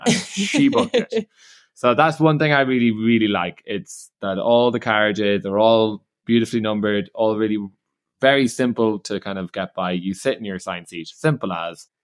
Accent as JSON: {"language": "English", "country": "Ireland", "said": "I'm Irish"}